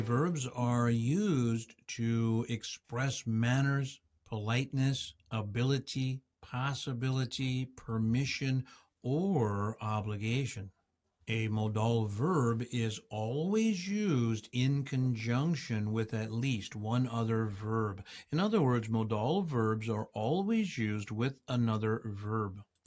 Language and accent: English; United States; accent: American English; I am an American English speaker